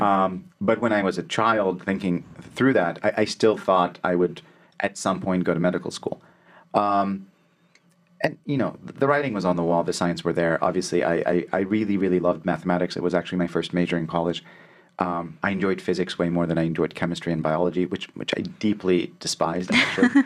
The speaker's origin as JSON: {"language": "English", "town": "Alexandria", "region": "Alexandria Governorate", "country": "Egypt", "tie": "born or raised there", "also_born_or_lived": "Cairo", "moved": "yes", "said": "So I was born in Cairo, but I grew up in Alexandria."}